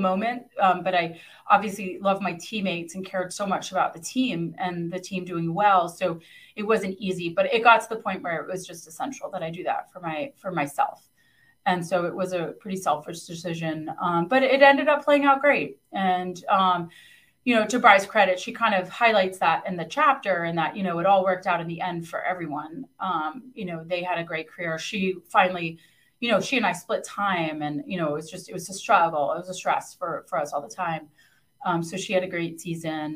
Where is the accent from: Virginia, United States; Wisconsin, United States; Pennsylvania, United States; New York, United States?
Virginia, United States; Northern; also born or lived in Italy; growing up in Northern Virginia